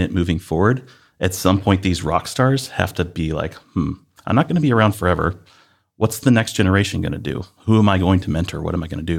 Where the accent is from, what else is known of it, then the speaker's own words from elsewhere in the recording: Northeast Ohio, United States; also born or lived in Columbus, Ohio; I grew up in Northeast Ohio